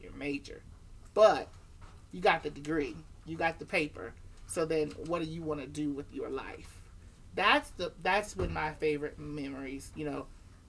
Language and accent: English; North Carolina, United States; moved away as an adult; now in Shenandoah Valley, Virginia, United States; I'm from North Carolina where it's a little warmer